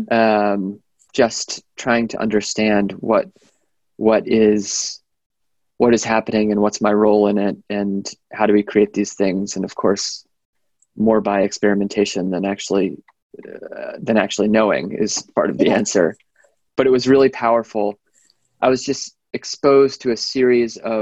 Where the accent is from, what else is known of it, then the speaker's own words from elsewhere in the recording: Atlanta, Georgia, United States; moved away as an adult; also born or lived in Boston, Massachusetts / Cambridge, Massachusetts; now in Sausalito, United States; I was born in Boston, grew up mostly in Atlanta, Georgia